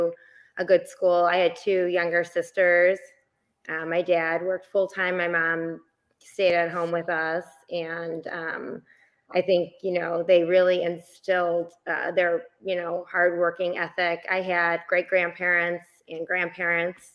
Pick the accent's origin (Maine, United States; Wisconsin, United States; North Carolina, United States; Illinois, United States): Illinois, United States; Chicago; I was born and raised in Chicago, Illinois